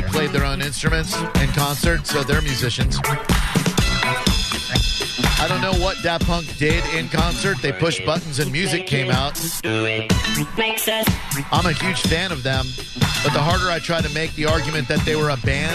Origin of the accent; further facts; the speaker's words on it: Orlando, Florida, United States; moved away as an adult; I grew up in Orlando. I moved there in 78 and lived there until 2011.